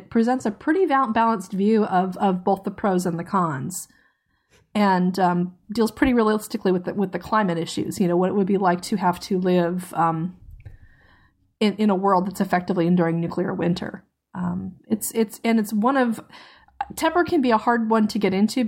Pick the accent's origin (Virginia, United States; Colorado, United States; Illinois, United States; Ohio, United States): Virginia, United States; Tidewater; I grew up in Tidewater, Virginia, which is the home to Fort Eustis, an army base that handles logistics, and it's also home to the Norfolk Naval Base and Langley Air Force Base.